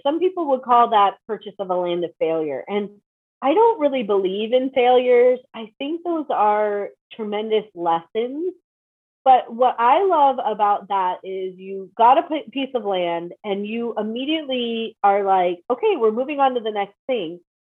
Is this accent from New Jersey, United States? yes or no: no; Chicago, Illinois, United States; Chicago, so I can relate, and I don't live in Chicago anymore for that reason.